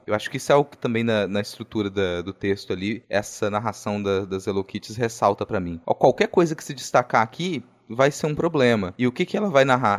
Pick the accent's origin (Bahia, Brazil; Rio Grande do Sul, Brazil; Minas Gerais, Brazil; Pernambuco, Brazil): Minas Gerais, Brazil; interior of; moved away; A descrição era muito próxima da cidade onde eu nasci, cara, no interior de Minas